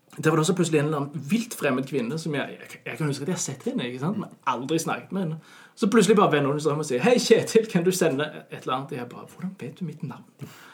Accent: Norway; moved away as an adult; now in Denmark; jeg er nordmann

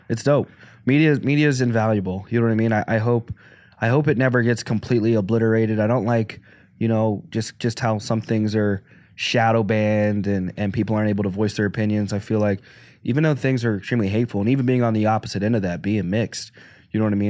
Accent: Arkansas, United States; moved away; also born or lived in Pennsylvania; I grew up in Arkansas

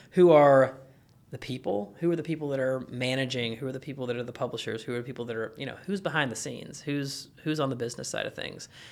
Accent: Kentucky, United States; I'm from Kentucky

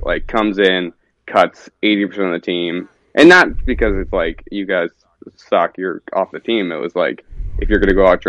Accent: Naperville, Illinois, United States; now in Minnesota, United States; Grew up in Chicago area, Naperville, if you know the town.

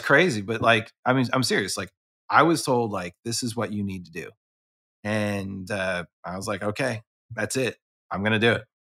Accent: Philadelphia, Pennsylvania, United States; I grew up in Philadelphia

